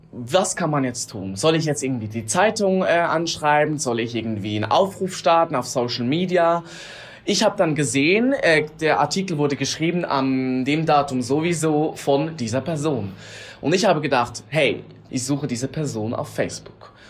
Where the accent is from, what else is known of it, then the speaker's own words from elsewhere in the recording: Switzerland; ich bin aus der Schweiz, bin adoptiert.